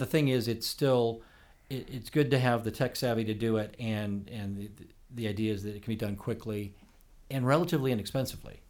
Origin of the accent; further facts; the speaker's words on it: Oak Park, Illinois, United States; moved away as an adult; now in Los Angeles, United States; I grew up in Oak Park, Illinois.